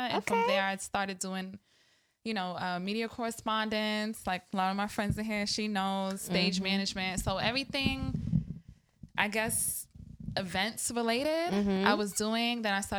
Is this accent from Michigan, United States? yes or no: no; Maryland, United States; also born or lived in Brooklyn, New York; But I did grow up in the DMV, so okay. I give DMV homage, PG County.